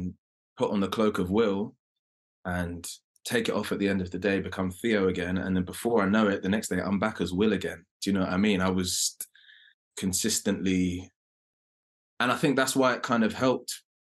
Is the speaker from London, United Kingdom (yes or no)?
yes; London, United Kingdom; accent: London; my London accent